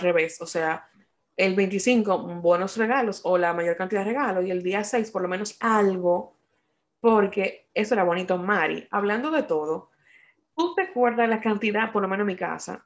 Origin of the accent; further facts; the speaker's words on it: Dominican Republic; now in United States; nosotros como dominicanos